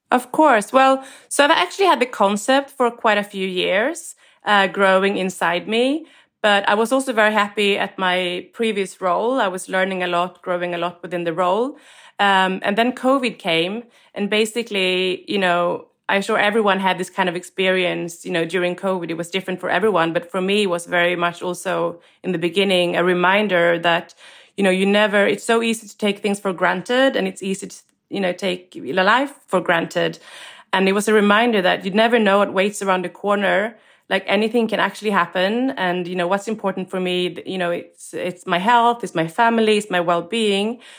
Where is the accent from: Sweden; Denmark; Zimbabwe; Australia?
Sweden; moved away as an adult; also born or lived in London, United Kingdom; I was born and raised in Sweden